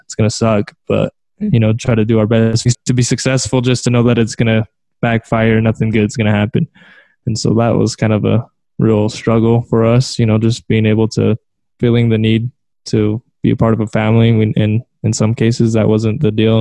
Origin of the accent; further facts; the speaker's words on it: San Diego, California, United States; I'm originally from California, um, San Diego